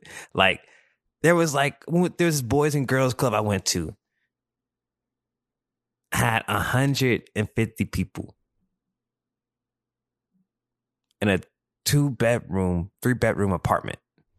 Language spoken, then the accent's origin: English; Japan; also born or lived in Mississippi, United States; now in United States; It's funny how I grew up, because growing up in Japan, I was that guy. I felt, you know, I was that guy. You couldn't tell me nothing. I was that guy. And then when I moved to Mississippi, it's like I was that guy, but I had to do it humbly.